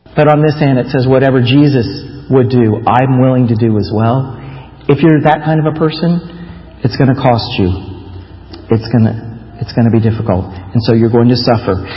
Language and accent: English; Florida, United States; moved away as an adult; also born or lived in Taiwan; I grew up in Florida